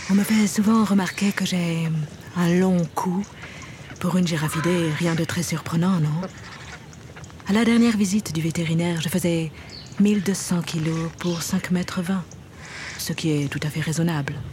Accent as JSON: {"language": "French", "country": "Kenya", "also_born_or_lived": "Germany", "moved": "yes", "said": "j'ai 6 ans. Je suis arrivée ici il y a 3 ans d'Allemagne, mais je suis originaire du Kenya. Je suis plutôt cosmopolite, si on peut dire."}